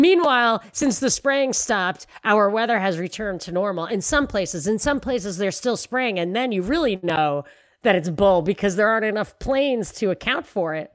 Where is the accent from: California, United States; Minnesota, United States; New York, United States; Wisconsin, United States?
New York, United States; New York City; moved away; I'm from New York.